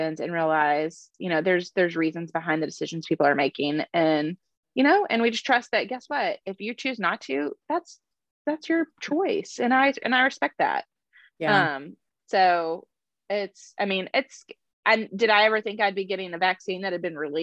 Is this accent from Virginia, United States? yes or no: no; Austin, Texas, United States; we're from Austin